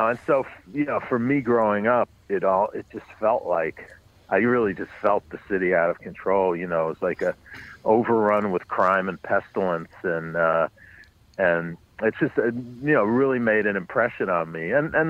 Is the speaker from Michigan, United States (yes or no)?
no; New York City, New York, United States; I grew up on the Upper West Side, but north of 96th Street, west 106th Street, which was we lived in a beautiful building, but it was a neighborhood that had been in decline.